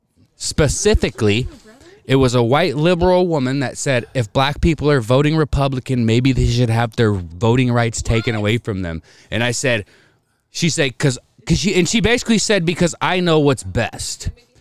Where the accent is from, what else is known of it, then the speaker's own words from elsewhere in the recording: Spokane, Washington, United States; Well, growing up in Spokane